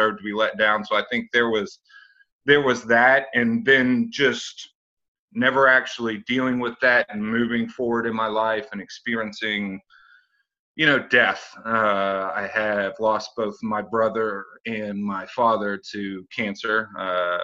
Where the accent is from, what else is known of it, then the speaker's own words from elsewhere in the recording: Morgantown, West Virginia, United States; moved away as an adult; also born or lived in Clinton, Maryland; now in Dallas, United States; I was born in Clinton, Maryland, Prince George's County area. Both of my parents were federal employees. Mom worked at the census. My father worked at the DOD. So lived there until I was nine. Then we moved to Morgantown, West Virginia, which is where my family is from. Ended up graduating high school